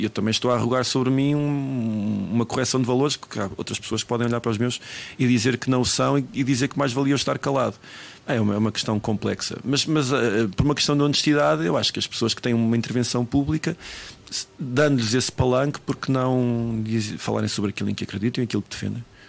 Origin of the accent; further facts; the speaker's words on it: Tondela, Centro, Portugal; now in Lisbon, Portugal; quando eu saí de Tondela